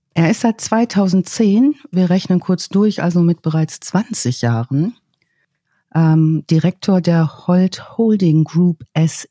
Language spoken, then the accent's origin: German; North Rhine-Westphalia, Germany; meinem Geburtsort in Ostwestfalen